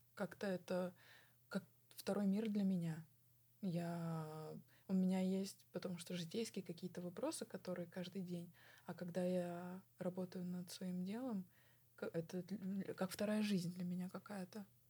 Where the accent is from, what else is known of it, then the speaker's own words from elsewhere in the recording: Tulun, Irkutsk Oblast, Russia; я родилась в России, я выросла в России, э, я разговариваю на русском, я а, жила в городе Тулуне в своем доме